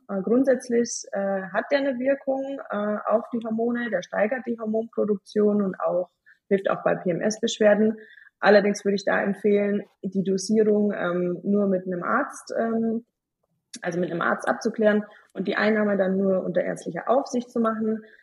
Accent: Bavaria, Germany; ich komme aus Bayern

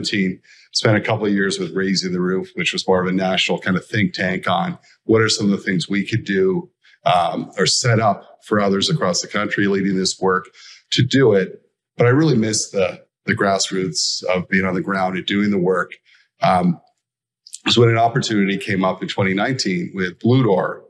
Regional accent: Niagara, Ontario, Canada; also born or lived in Hamilton; I grew up in Niagara.

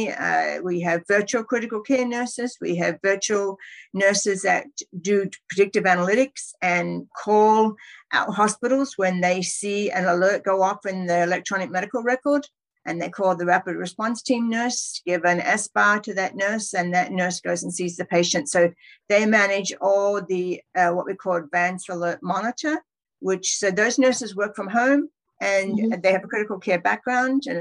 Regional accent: Perth, Western Australia, Australia; moved away as an adult; now in California, United States; I trained in Western Australia, in Perth. That's my hometown

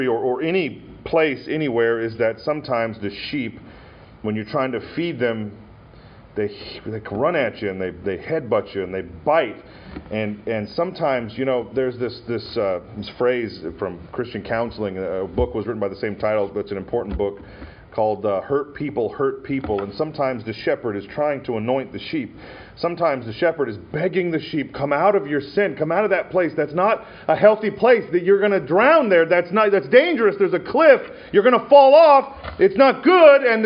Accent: Montana, United States; I had a friend growing up in Montana

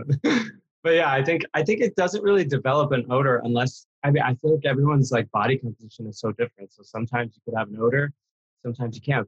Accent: New York, United States; now in Los Angeles, United States; I was born in New York, actually, in the Bronx

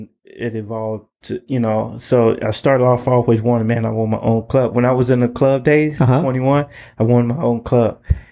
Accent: Chicago, Illinois, United States; Southside, man. No, I'm actually from the projects, man.

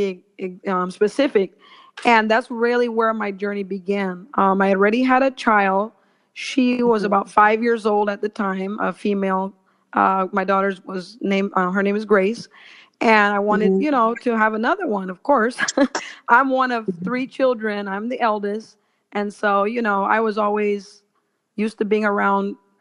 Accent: Belize; I was born in Belize

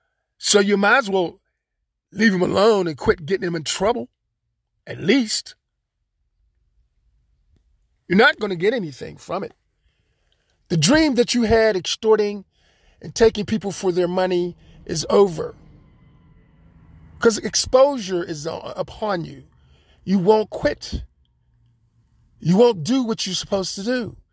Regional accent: Florida, United States; No, not really. I'm from Florida. A little bit more different, warmer climate, more pleasant.

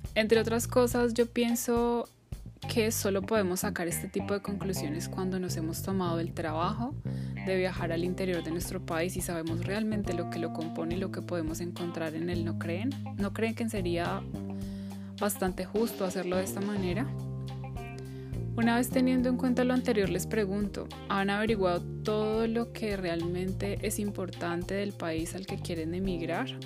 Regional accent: Colombia; moved away as an adult; mi país de origen

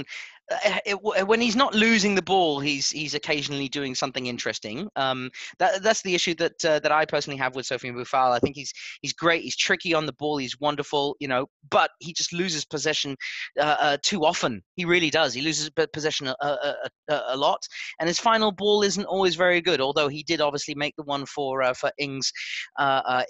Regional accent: New Zealand; as a Kiwi

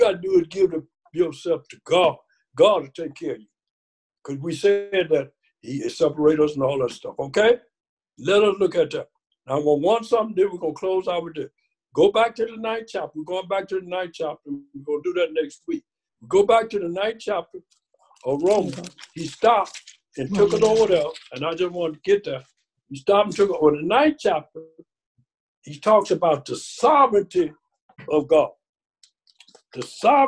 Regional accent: Mississippi, United States; I was born in Mississippi, picking cotton

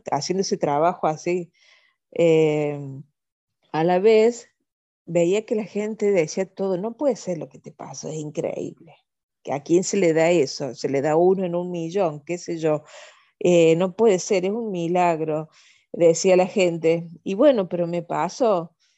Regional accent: Córdoba, Argentina; also born or lived in Venezuela; donde yo vivo, donde yo nací, donde yo estoy

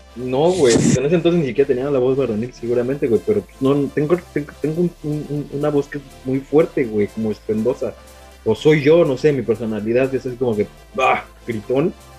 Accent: Mexico City, Mexico; also born or lived in Aguascalientes; Yo nací en Aguascalientes, este, a los cinco años llegué con toda la familia a, la Ciudad de México

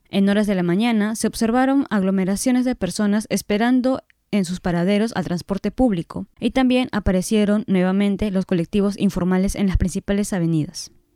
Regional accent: Peru

